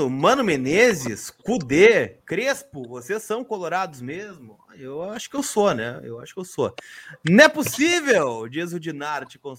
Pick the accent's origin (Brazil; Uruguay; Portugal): Uruguay; Sou uruguaio e, pelo que eu sei, existe pressão de uma parte da imprensa, mas ele deverá ficar.